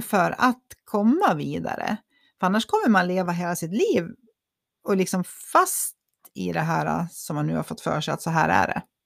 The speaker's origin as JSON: {"language": "Swedish", "region": "Dalarna County", "country": "Sweden", "said": "Vi är ju från Dalarna"}